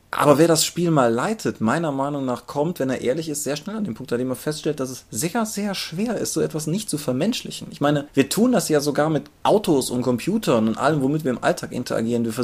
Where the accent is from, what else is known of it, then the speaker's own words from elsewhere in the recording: Germany; von Wien bis Eifel ist zwar jetzt so für uns als Deutsche eine relativ große Distanz